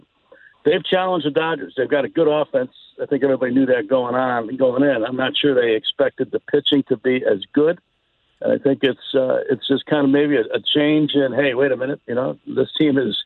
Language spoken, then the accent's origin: English; Chicago, Illinois, United States; moved away; I grew up in Chicago